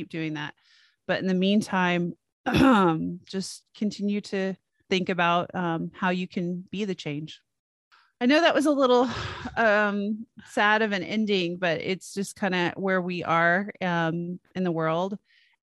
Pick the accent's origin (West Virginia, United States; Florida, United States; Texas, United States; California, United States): Texas, United States; as a Texan